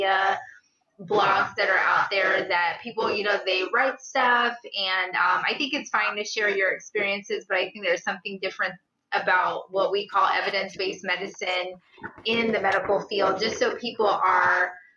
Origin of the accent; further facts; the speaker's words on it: Guyana; now in St. Louis, United States; I was born in Guyana, South America to pastor parents